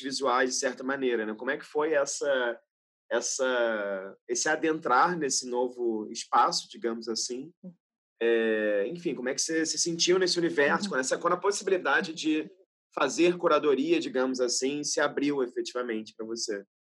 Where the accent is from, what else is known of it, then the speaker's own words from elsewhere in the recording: Rio de Janeiro, Brazil; sou do Rio, mas sou do subúrbio do Rio, né?